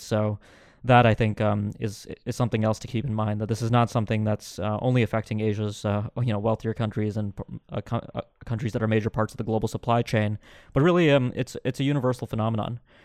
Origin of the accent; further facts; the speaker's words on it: United States; as an American